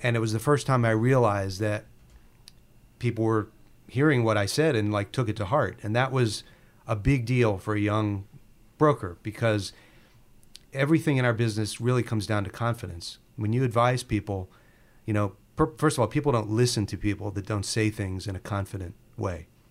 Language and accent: English; Baltimore, Maryland, United States; in Baltimore, where we're from.